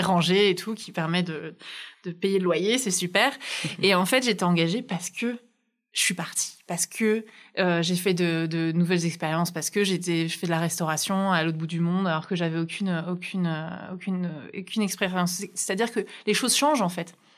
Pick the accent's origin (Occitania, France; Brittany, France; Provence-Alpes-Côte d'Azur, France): Brittany, France; also born or lived in New Zealand; now in Paris, France; une Bretonne à Paris, les expatriés bretons